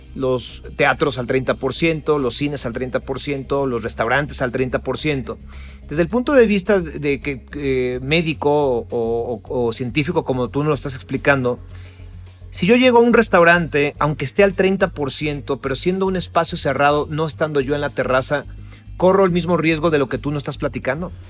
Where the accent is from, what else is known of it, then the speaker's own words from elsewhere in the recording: Mexico; como, mexicano